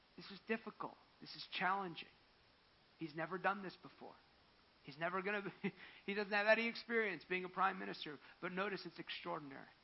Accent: New Jersey, United States; I'm from New Jersey

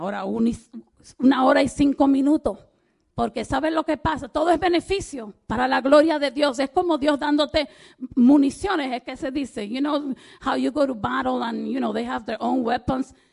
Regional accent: Dominican Republic; yo soy dominicana

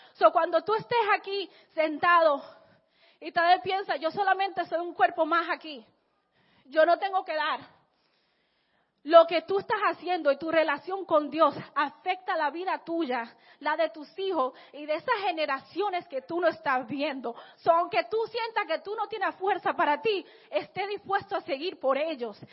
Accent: Santo Domingo, Distrito Nacional, Dominican Republic; yo nací en Santo Domingo, en la República Dominicana

